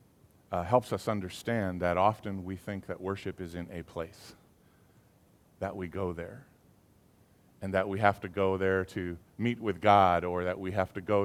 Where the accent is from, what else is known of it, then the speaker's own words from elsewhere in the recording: Southern California, United States; I grew up in Southern California